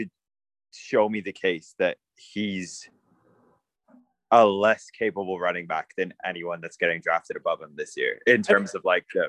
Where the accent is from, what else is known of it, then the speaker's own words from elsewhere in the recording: Canada; I'm Canadian.